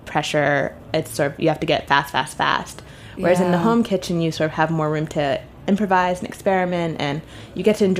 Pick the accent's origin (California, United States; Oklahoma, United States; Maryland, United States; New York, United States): New York, United States; New York City; I'm from New York City, actually. Okay. Born and raised